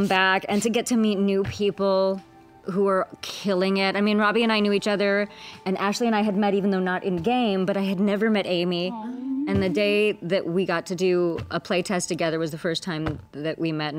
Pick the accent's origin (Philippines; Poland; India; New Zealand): India; I have to memorize it because I'm Indian and I'm an A+ student.